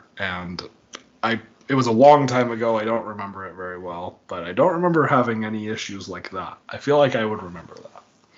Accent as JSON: {"language": "English", "region": "Midwest", "country": "United States", "said": "As a Midwesterner, I feel like"}